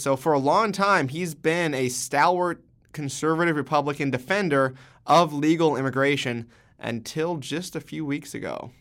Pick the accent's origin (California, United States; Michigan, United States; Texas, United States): California, United States; California, you know, my home state